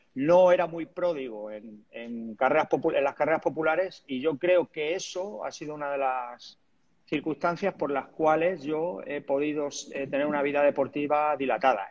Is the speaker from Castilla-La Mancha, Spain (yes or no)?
yes; Talavera de la Reina, Castilla-La Mancha, Spain; empecé a entrenar a triatletas de allí de mi pueblo y a partir de ahí también creamos el equipo de triatlón en Talavera